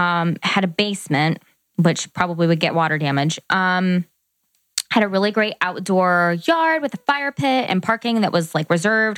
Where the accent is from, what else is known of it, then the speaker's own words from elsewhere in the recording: Columbus, Ohio, United States; We're from Columbus.